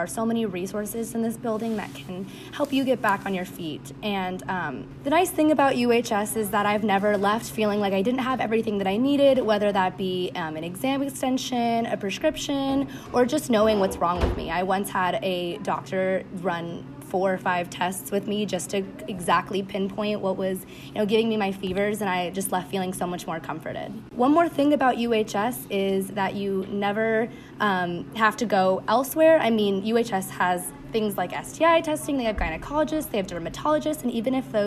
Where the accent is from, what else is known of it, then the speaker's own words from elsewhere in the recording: Torrance, California, United States; moved away; I am originally from Torrance, California